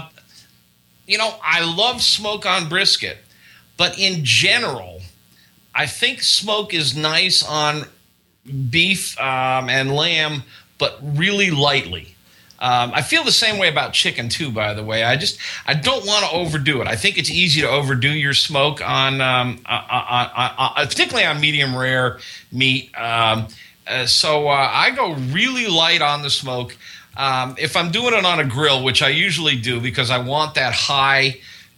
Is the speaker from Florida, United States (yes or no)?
yes; Florida, United States; I was raised in Florida